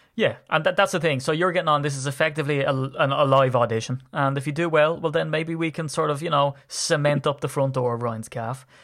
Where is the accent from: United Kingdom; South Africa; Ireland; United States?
Ireland; as an Irishman